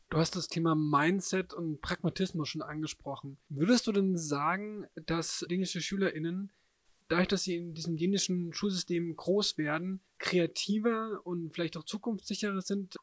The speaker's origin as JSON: {"language": "German", "country": "Germany", "said": "wir als Deutsche"}